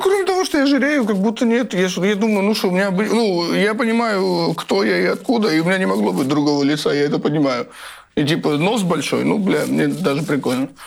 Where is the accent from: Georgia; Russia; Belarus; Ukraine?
Georgia; Tbilisi; я из Тбилиси